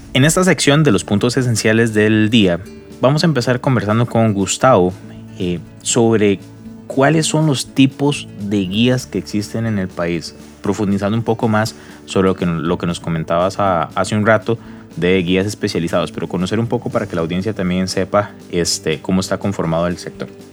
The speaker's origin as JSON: {"language": "Spanish", "country": "Costa Rica", "said": "uno como costarricense"}